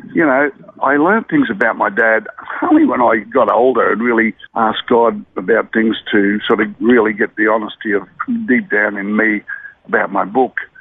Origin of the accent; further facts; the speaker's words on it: Brisbane, Queensland, Australia; also born or lived in Murwillumbah, New South Wales / Mount Isa, Queensland; I sort of lived around northern suburbs of Brisbane from then on